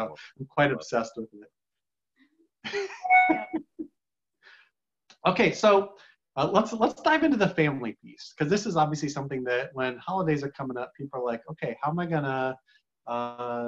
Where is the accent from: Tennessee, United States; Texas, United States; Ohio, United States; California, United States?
Ohio, United States; Cleveland; my dad managed apartments growing up in Cleveland, Ohio